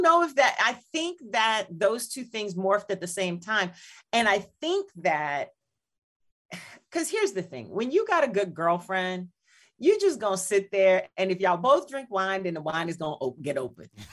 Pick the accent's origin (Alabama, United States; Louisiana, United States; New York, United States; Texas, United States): Louisiana, United States; New Iberia; now in Chicago, United States; my hometown of Louisiana, uh, New Iberia